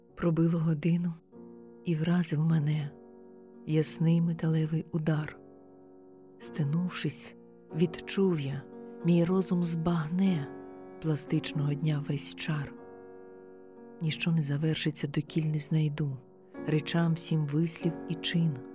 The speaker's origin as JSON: {"language": "Ukrainian", "region": "Kyiv", "country": "Ukraine", "moved": "as an adult", "lives_now": "Baden, Switzerland", "said": "Я українка, киянка"}